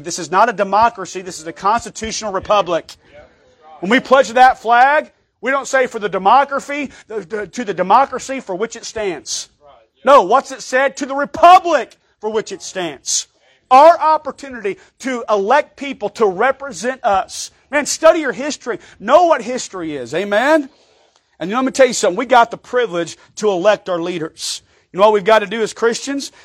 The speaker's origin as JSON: {"language": "English", "country": "United States", "said": "I'm an American"}